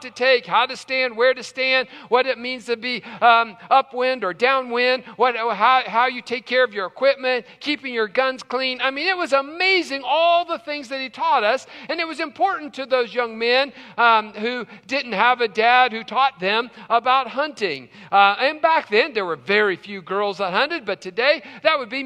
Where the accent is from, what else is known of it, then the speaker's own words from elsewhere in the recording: West Virginia, United States; growing up in West Virginia